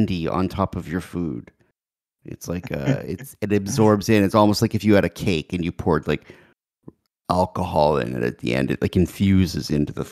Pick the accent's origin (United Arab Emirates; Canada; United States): Canada; I'm a Canadian